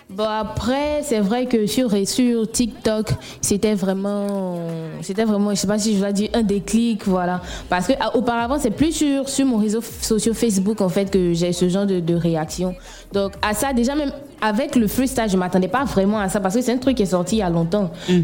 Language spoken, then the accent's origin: French; Bouaké, Vallée du Bandama, Côte d’Ivoire; je viens de Boaké